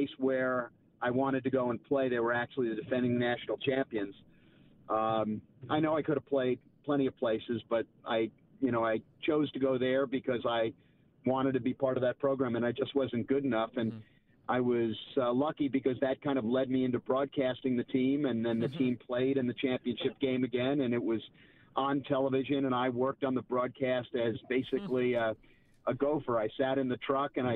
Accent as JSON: {"language": "English", "country": "United States", "said": "I am an American"}